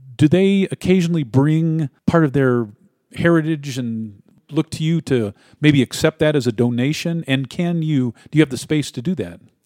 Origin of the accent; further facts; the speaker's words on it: Missouri, United States; also born or lived in Ferguson, Missouri; now in Colorado, United States; We're both from, uh, Missouri. I was born in Missouri, as were you